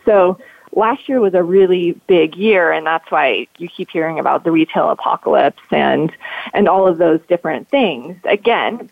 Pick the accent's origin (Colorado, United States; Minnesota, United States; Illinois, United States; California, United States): Colorado, United States